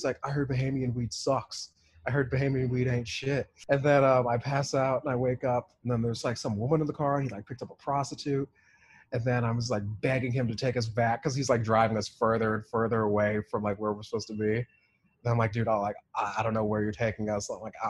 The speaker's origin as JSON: {"language": "English", "country": "United Kingdom", "said": "I can't do accents. This is why I'll never be on SNL. I'm British."}